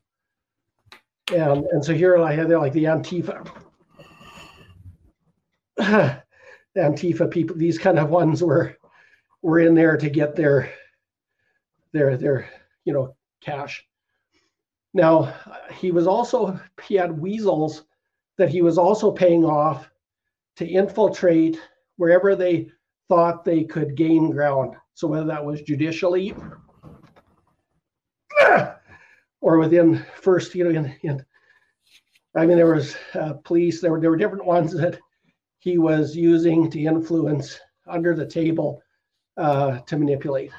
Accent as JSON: {"language": "English", "country": "Canada", "said": "Canadian brothers and sisters and the Canadian Ecclesia"}